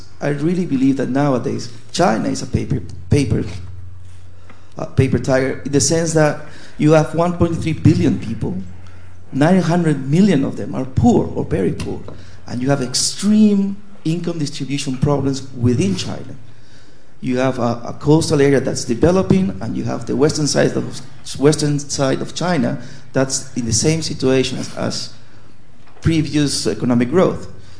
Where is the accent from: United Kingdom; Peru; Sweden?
Peru; I'm from Peru, South America.